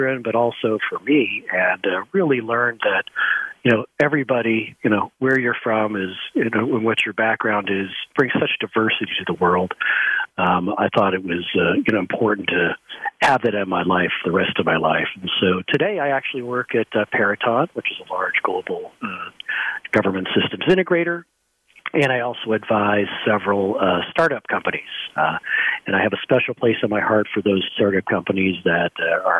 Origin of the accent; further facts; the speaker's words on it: San Diego, California, United States; I grew up in San Diego, California, and lived there for many years